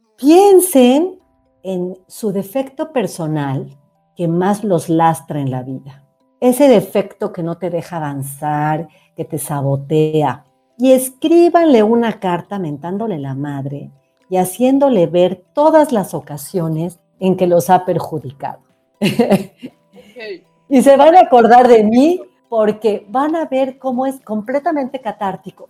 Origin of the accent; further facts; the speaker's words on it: Mexico; yo soy mexicana